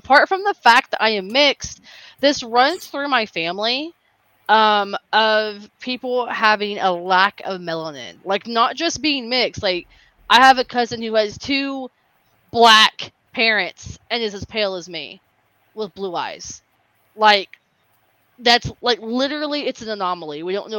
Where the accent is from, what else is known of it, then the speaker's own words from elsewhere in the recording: the South, United States; I grew up in the South. And I am Hispanic, but I'm white passing.